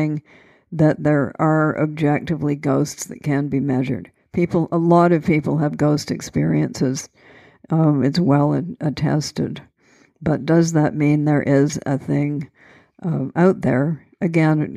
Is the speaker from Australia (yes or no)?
no; Canada; So I'm Canadian. We took the Bible in school.